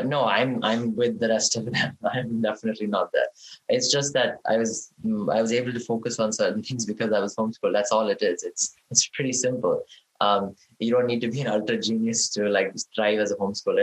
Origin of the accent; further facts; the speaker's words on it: India; moved away; growing up in India